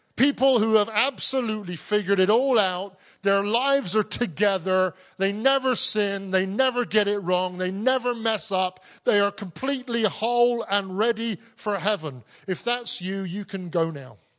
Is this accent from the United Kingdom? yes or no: yes; Cornwall, South West England, United Kingdom; I grew up in Cornwall. I'm a Cornish man.